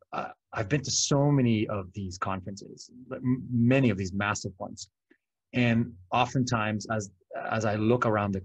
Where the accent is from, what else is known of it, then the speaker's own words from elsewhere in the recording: Philippines; English is a second language; the Philippines because I'm Filipino and I grew up there. And I was very lucky to have the opportunities that I have here.